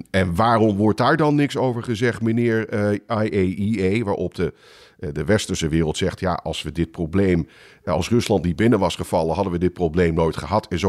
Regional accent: Netherlands; now in United States; ik, als Nederlander zeg je, waar

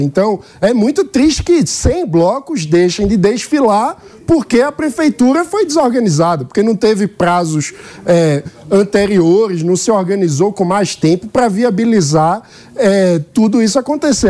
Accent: Pernambuco, Brazil; como pernambucano

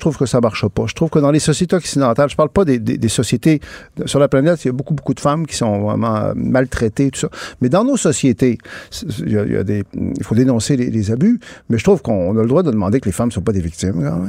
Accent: Quebec, Canada; je suis québécois, je, suis francophone, je suis canadien aussi.

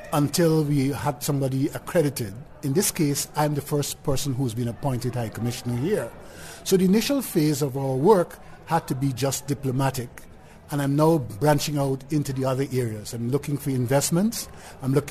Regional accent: Guyana; In my neck of the woods, Guyana, we speak English.

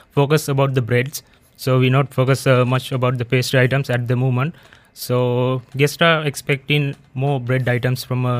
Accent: Sri Lanka; I'm from Sri Lanka.

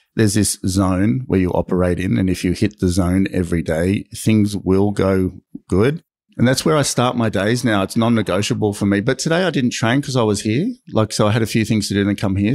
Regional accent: Sydney, New South Wales, Australia; I grew up in Maroubra, surfed

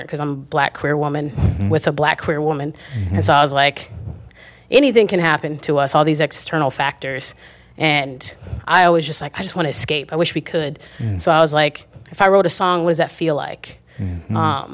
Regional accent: Lakewood, Washington, United States; also born or lived in Tacoma; I grew up in Lakewood, and then my sister lived in Tacoma

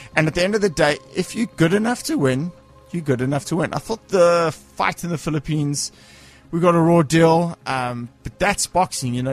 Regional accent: Cape Town, Western Cape, South Africa; I'm from Cape Town

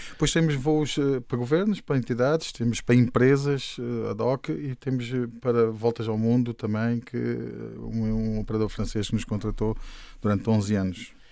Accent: Luanda, Luanda Province, Angola; moved away as an adult; now in Portugal; Eu nasci em Luanda e quando fiz 18 anos vim para, para Portugal

